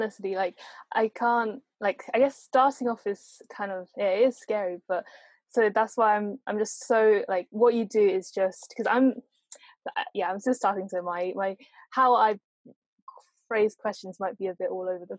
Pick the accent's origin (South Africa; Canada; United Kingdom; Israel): United Kingdom; Essex, East of England; I'm from Essex